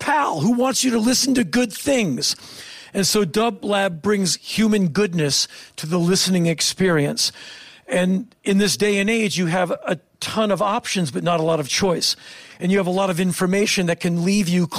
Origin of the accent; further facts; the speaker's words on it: Washington, District of Columbia, United States; I come from Washington, D.C.